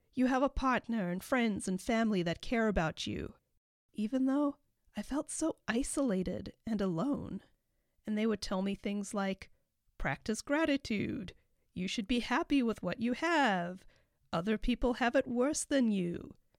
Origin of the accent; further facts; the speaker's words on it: Cape Town, Western Cape, South Africa; moved away as an adult; also born or lived in Chico, California; now in United States; I have a slight accent, and that is because I was born and raised in Cape Town, South Africa.